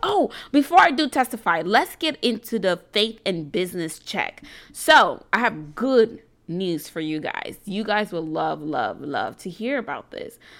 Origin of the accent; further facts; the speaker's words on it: New York City, New York, United States; am an entrepreneur from New York City